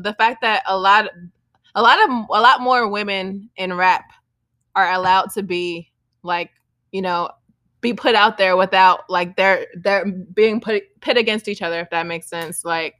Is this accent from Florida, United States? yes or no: no; New York, United States; Growing up in New York